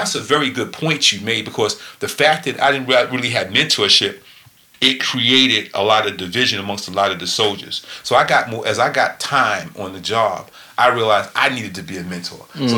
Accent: New York, United States; So he knew I was from New York.

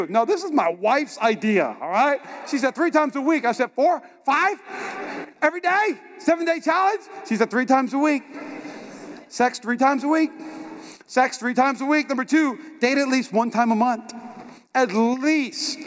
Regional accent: North Dakota, United States; moved away; also born or lived in North Carolina

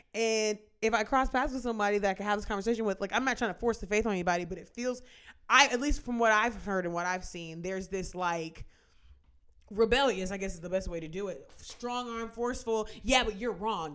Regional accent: United States; as an American

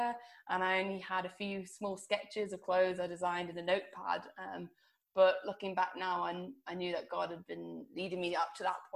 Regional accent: Guernsey; I'm originally from Guernsey, a little island.

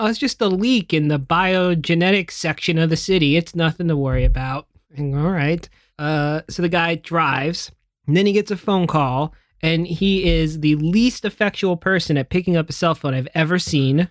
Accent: United States; as an American

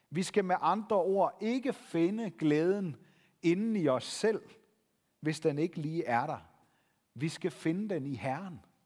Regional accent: Denmark; som danskere

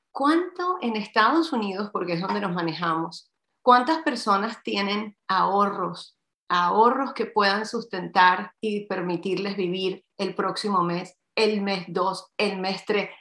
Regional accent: Havana, Cuba; Yo nací en La Habana, Cuba, soy hija cubana y de padre chileno

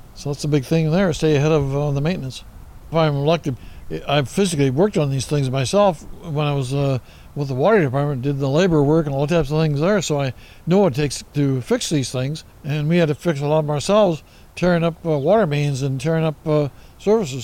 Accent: Seattle, Washington, United States; I was born and raised in Seattle

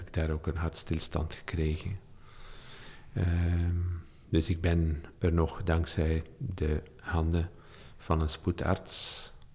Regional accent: Olsene, Flanders, Belgium; also born or lived in Leuven / Deinze; het dorp wou leven waar ik opgegroeid ben

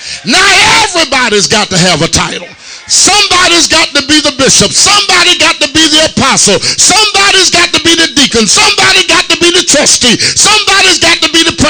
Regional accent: Tuscaloosa, Alabama, United States; I'm from Tuscaloosa, Alabama

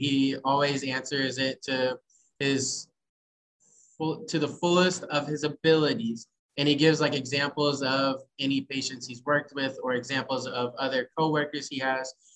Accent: Poplar Bluff, Missouri, United States; now in Kansas City, United States; I'm originally from Poplar Bluff, but I do live here in Kansas City.

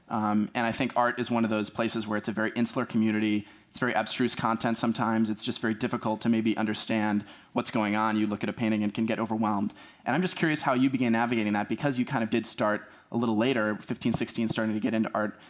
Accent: Wilmette, Illinois, United States; I'm from Wilmette, Illinois

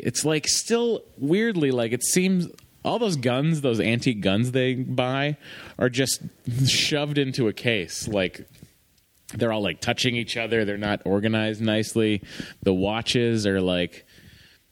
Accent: Boston, Massachusetts, United States; I'm from Boston

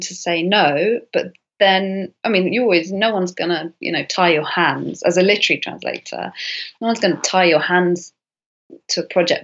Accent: United Kingdom; I'm British

